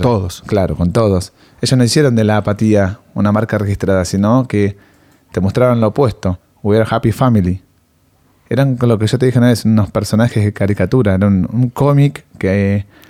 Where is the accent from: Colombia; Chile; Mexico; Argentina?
Argentina; somos argentinos